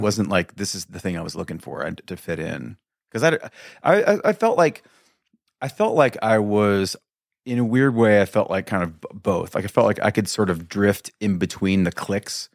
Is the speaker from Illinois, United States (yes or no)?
no; Mesa, Arizona, United States; also born or lived in Kansas; moved around a little bit as a little kid, little kid, a wee lad, and then ended up here in, um, like I said, like, preschool